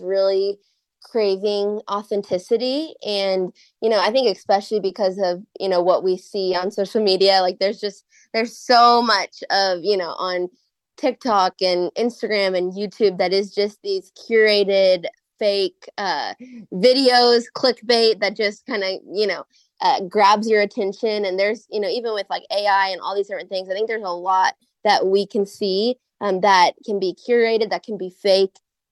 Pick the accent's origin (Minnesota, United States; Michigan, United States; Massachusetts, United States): Minnesota, United States; Minneapolis–Saint Paul; now in Waco, United States; I'm actually from Minnesota. I grew up in Minnesota in the Twin Cities, but I live in Waco, Texas with my husband